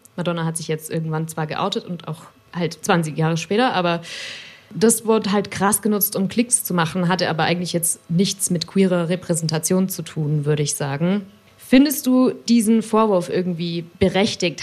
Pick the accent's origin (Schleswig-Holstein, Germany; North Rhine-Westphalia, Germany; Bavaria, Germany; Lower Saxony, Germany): Bavaria, Germany; a Bavarian village, Germany; als ich zum Beispiel so groß geworden bin im Bayerischen Dorf